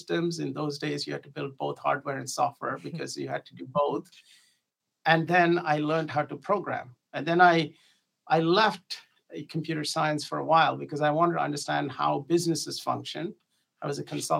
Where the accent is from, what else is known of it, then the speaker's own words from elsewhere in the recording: India; moved away as an adult; I grew up overseas. I grew up in India.